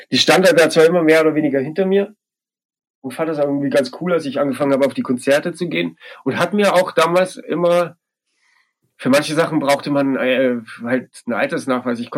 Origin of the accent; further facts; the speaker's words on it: Bavaria, Germany; Leben in Passberg, das war der diese, diese kleine Ort in Bayern, in der Oberpfalz, wo ich groß geworden bin, war ja alles andere als wild.